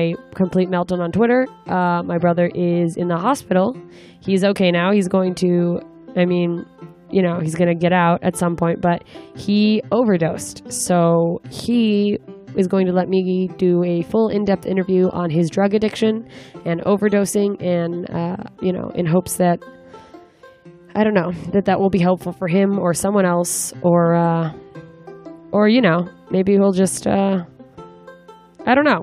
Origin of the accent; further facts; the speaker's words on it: Anchorage, Alaska, United States; moved away; my hometown of Anchorage, Alaska